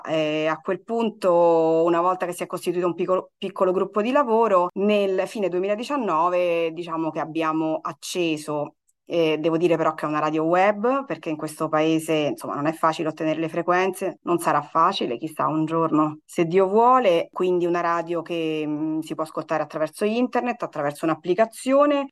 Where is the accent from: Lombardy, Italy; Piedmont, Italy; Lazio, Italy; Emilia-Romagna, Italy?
Lazio, Italy; Rome; moved away as an adult; now in Nazareth, Israel; Io vengo da Roma